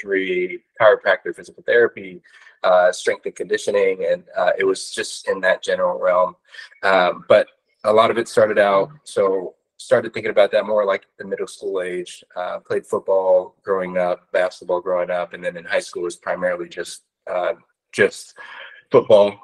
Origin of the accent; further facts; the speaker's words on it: Corona, California, United States; also born or lived in Orange County, California; I grew up in Corona at Centennial